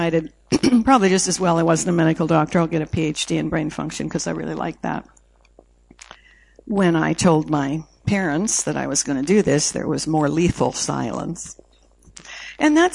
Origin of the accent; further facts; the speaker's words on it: Canada; I was born in Canada, 56 degrees below zero Fahrenheit when I came out the chute.